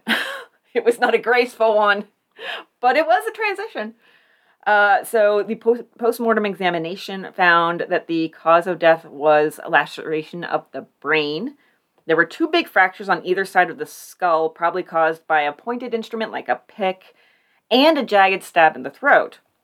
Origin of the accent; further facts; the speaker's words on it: Warren, United States; I'm from Warren.